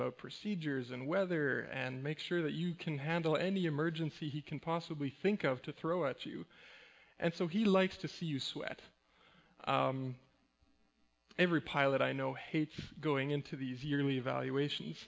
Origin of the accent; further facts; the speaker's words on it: Mexico; moved away; also born or lived in Winnipeg, Manitoba, Canada; I grew up in Mexico.